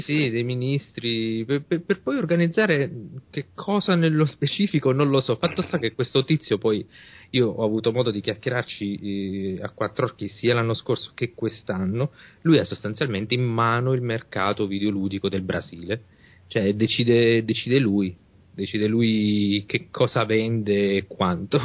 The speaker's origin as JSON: {"language": "Italian", "country": "Italy", "said": "noi invece in Italia abbiamo il problema opposto, siamo un paese vecchio"}